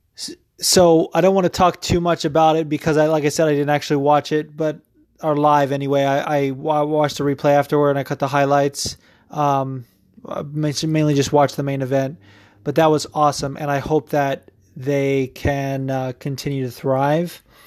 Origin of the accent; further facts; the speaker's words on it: West Coast, United States; now in New Jersey, United States; I'm actually from the West Coast, but that doesn't matter. I'm living in New Jersey